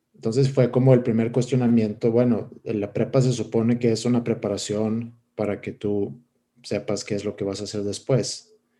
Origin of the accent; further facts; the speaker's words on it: Stockholm, Stockholm County, Sweden; Spanish is a second language; moved away as an adult; now in Monterrey, Mexico; yo, crecí, nací en Estocolmo, Suecia, y crecí eh, en esa ciudad.